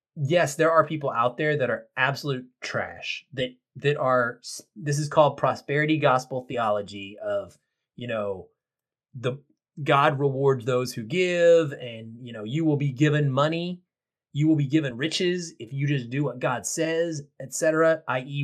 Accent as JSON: {"language": "English", "region": "the South", "country": "United States", "tie": "born or raised there", "said": "I grew up in the South and not in the 70s, but in the 80s and the 90s"}